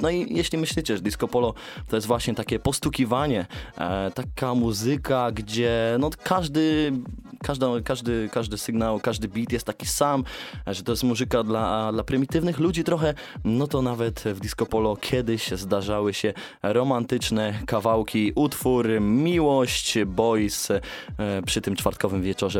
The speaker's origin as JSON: {"language": "Polish", "town": "Sfornegacie", "country": "Poland", "said": "Ja właśnie wywodzę się z małej miejscowości jeśli, jeśli jeszcze ktoś jej nie wie. Sfornegacie"}